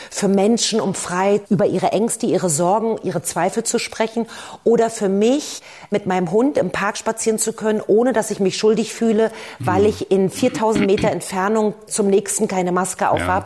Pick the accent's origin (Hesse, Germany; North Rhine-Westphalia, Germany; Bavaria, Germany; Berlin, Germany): Berlin, Germany; Ich bin ja aus der ehemaligen äh, DDR, also ich bin in Ostberlin geboren